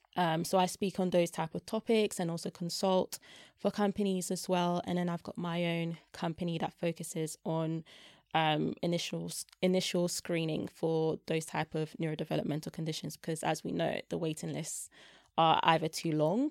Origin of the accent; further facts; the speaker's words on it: London, United Kingdom; also born or lived in Germany / Belgium; South East London